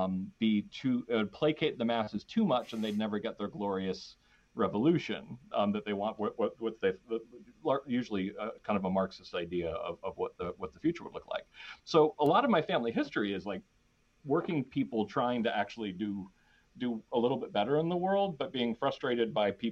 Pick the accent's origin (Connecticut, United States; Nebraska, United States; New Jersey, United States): Connecticut, United States; Danbury; we grew up in in Danbury, Connecticut, which is like in the burbs of New York City.